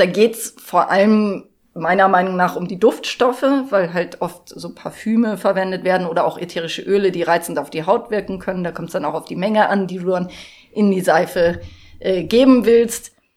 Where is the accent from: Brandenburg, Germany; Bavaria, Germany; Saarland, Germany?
Bavaria, Germany; Munich; now in Garmisch-Partenkirchen, Germany; Und ich komme aus München